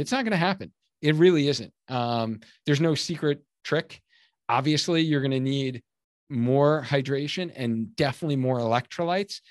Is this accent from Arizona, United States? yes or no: no; Cheshire, Connecticut, United States; my hometown of Cheshire, Connecticut, where I live